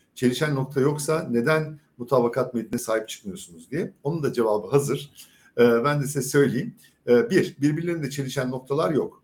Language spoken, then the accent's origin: Turkish; Izmir, Turkey; İzmir'den milletvekili adayım ben. Birinci bölgeden. Burası benim büyüdüğüm yer.